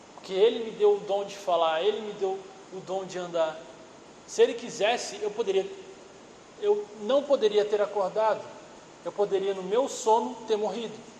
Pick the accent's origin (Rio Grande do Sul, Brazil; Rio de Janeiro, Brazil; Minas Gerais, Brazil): Minas Gerais, Brazil; eu sou mineiro.